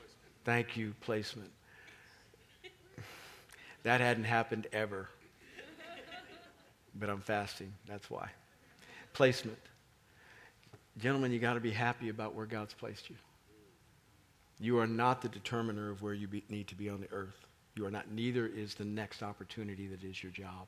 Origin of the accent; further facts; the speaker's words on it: Kansas City, Kansas, United States; moved away as an adult; now in Washington, D.C., United States; I grew up in Kansas. Beautiful state. Kansas City, beautiful city. I knew my neighbors growing up